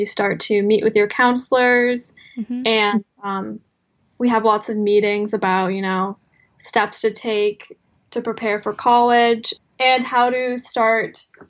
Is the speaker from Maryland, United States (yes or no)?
no; South Coast, Massachusetts, United States; I'm from South Coast, Massachusetts, and I just graduated high school